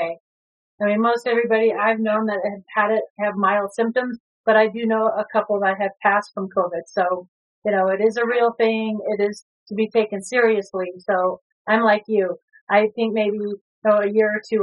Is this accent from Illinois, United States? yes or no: yes; Illinois, United States; also born or lived in Wisconsin; I was born in Illinois.